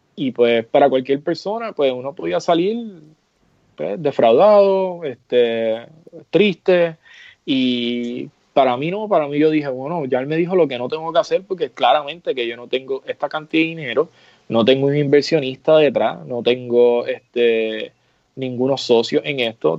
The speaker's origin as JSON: {"language": "Spanish", "country": "Puerto Rico", "moved": "as an adult", "lives_now": "New York, United States", "said": "yo soy puertorriqueño, pero soy como una generación nueva de, New Yorkers, este, porque ya llevo casi 10 años establecido allá"}